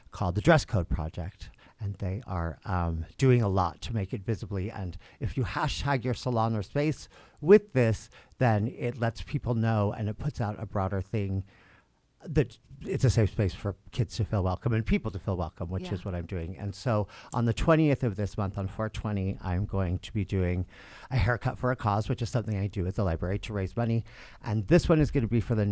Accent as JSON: {"language": "English", "town": "Salt Lake City", "region": "Utah", "country": "United States", "tie": "born or raised there", "said": "I am from Salt Lake City, and I grew up here close to downtown area"}